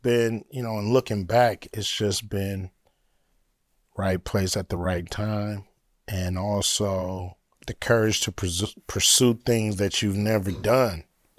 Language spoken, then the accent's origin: English; Los Angeles, California, United States; I'm from LA. They from Compton. Uh-huh. I'm from South Central.